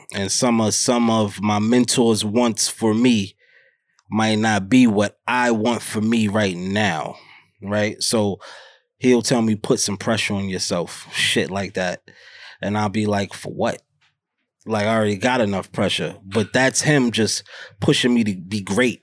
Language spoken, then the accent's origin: English; New York City, New York, United States; born and raised in Harlem